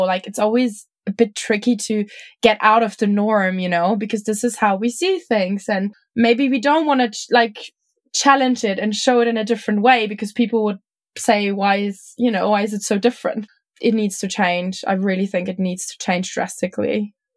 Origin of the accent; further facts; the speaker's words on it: Germany; I'm from Germany, from like a kind of not small, but like definitely smaller city.